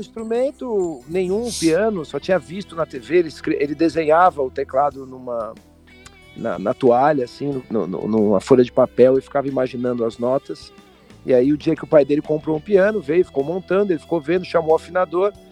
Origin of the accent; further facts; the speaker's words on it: Brazil; eu, como brasileiro